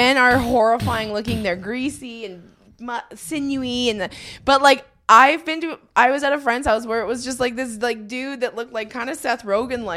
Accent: Canada

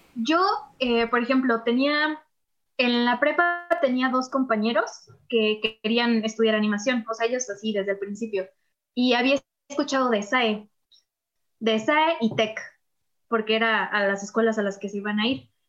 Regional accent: Texcoco, State of Mexico, Mexico; Yo no vivo en la Ciudad de México, o sea, yo soy de Texcoco

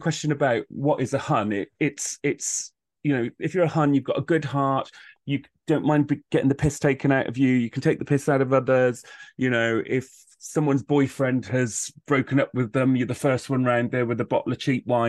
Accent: Wales, United Kingdom; being a young gay guy growing up in South Wales, it was pretty tough at times.

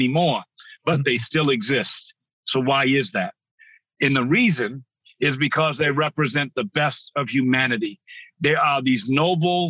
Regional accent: New Bedford, Massachusetts, United States; I grew up in New Bedford, Massachusetts

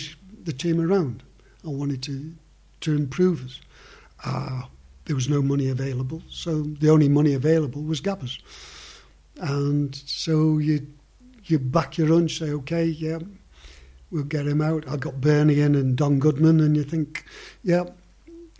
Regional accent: Stoke-on-Trent, West Midlands, United Kingdom; Stoke are my hometown club

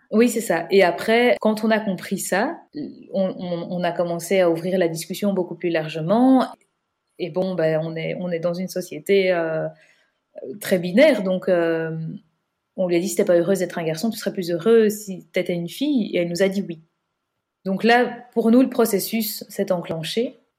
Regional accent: Belgium; on est belge

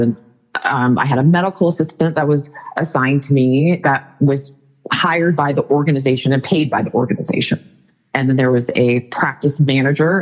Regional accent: Northern California, United States; moved away as an adult; also born or lived in Arizona; I was born in Arizona really grew up in Northern California

